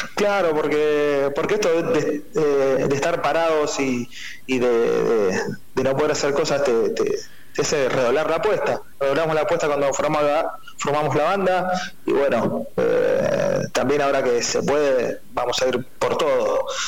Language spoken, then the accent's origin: Spanish; Rosario, Santa Fe, Argentina; aquí en la ciudad de Rosario, somos argentinos, somos rosarinos